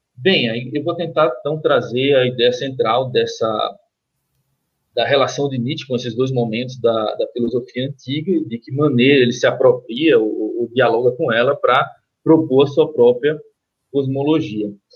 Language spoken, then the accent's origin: Portuguese; Recife, Pernambuco, Brazil; eu sou do, do Recife, pernambucano do Recife